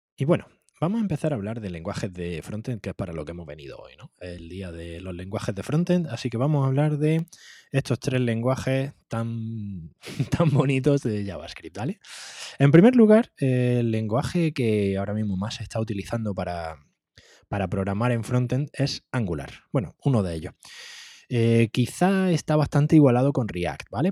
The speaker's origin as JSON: {"language": "Spanish", "region": "Andalusia", "country": "Spain", "said": "soy andaluz"}